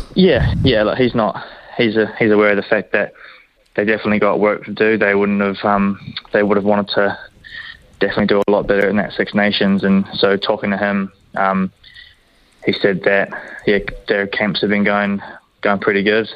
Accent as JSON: {"language": "English", "town": "Hamilton", "region": "Waikato", "country": "New Zealand", "tie": "born or raised there", "said": "growing up, born here"}